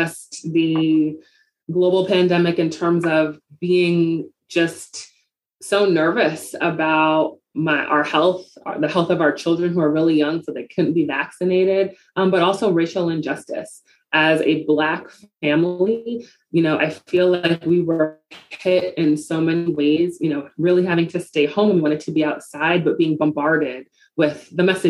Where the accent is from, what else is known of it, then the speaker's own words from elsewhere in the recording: New York City, New York, United States; Growing up in the Bronx, I was a beneficiary of a lot of programs that helped inner city kids just see what's possible